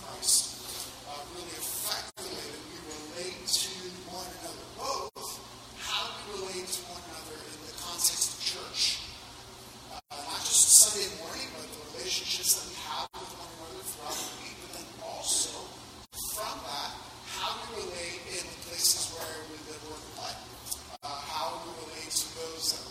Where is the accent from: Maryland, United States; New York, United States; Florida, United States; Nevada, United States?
Florida, United States; Miami; I grew up in Miami